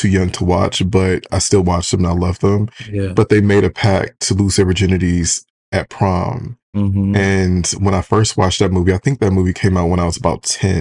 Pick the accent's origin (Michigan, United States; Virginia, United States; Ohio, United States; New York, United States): Michigan, United States; right outside of Detroit; I'm from right outside of Detroit.